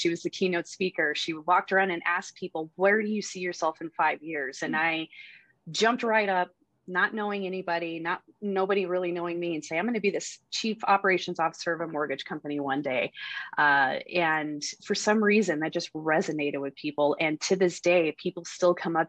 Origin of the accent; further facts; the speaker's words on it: Colorado, United States; being here at Colorado has been an amazing experience, because now I'm back in my hometown